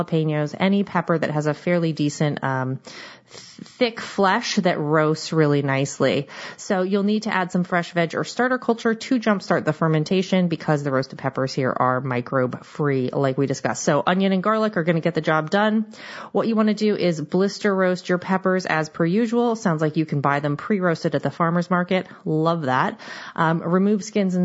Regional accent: Seattle, Washington, United States; I am from the Seattle area and we have a lot of knowledge of crab and salmon

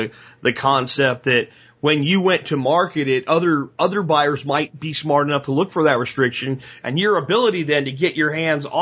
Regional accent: Jacksonville, Florida, United States; moved away; I grew up in Jacksonville, part of my childhood.

